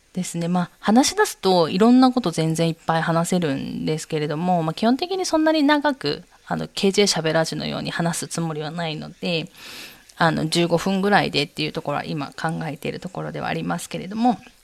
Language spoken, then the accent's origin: Japanese; Miyazaki, Japan; moved away as an adult; also born or lived in Seoul, South Korea; 宮崎生まれ、宮崎育ちでして、日本では宮崎以外に住んだことはないですね